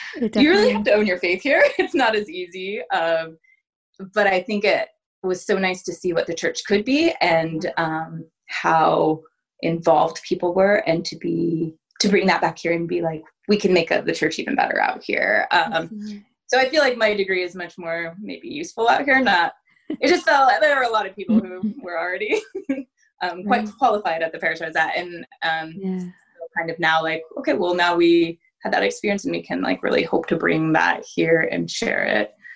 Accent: Southern Oregon, United States; now in Tigard, United States; I grew up in Southern Oregon in a very small ranching community.

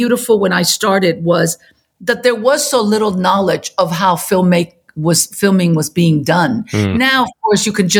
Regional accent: Chile; moved away; I was born and raised in Chile

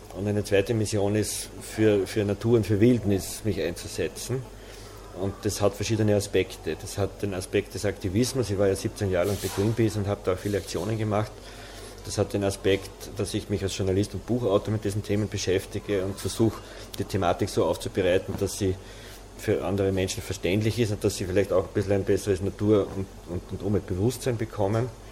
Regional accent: Waldviertel, Lower Austria, Austria; Ich bin im Waldviertel aufgewachsen

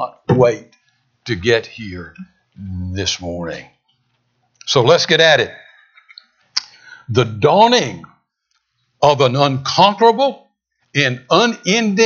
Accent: San Diego, California, United States; I was born in San Diego, California

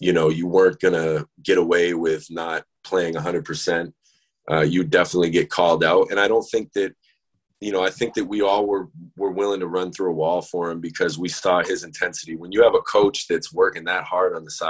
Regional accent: Maine, United States; moved away; also born or lived in Maryland; I was in Maine, I was in my hometown

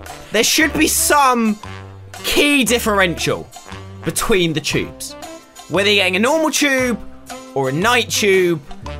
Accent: Maidstone, South East England, United Kingdom; now in London, United Kingdom; The year that Radio 1's Big Weekend was in my hometown at Maidstone.

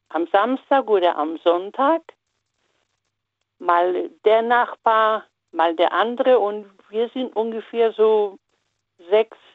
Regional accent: Upper Silesia, Poland; Äh, ich komme aus Oberschlesien, also heutiger Polen.

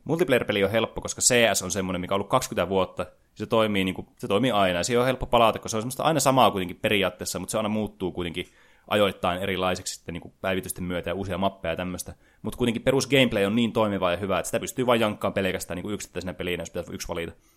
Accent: Oulu, North Ostrobothnia, Finland; mä oululaisena

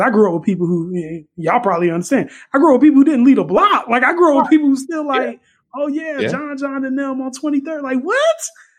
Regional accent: United States; But on the other hand, I felt sad because I feel like I'm American and I have to go back.

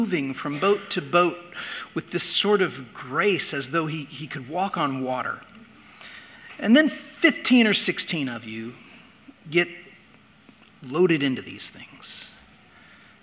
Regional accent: Indiana, United States; I grew up in Indiana

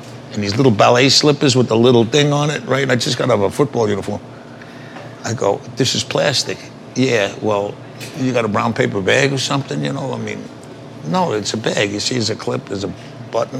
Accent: New York City, New York, United States; also born or lived in Bronx, New York; I think I only lived there like 6-7 weeks, then something like that. And my dad found an apartment in Sunnyside, 41st and Skillman

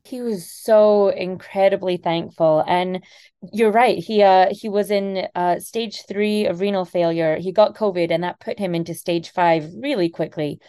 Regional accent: Scotland, United Kingdom; moved away; I'm originally from Scotland

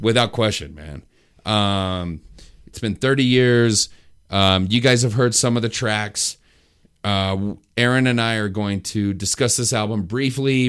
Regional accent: New Mexico, United States; I grew up in New Mexico

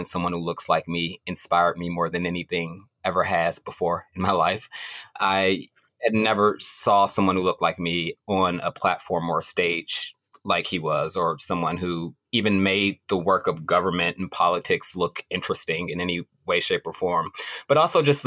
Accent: Washington, District of Columbia, United States; also born or lived in Nevada; So I grew up in Washington, D.C.

